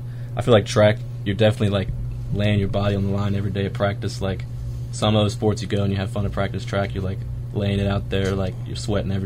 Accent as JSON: {"language": "English", "town": "Forest", "region": "Virginia", "country": "United States", "said": "I'm from Forest, Virginia"}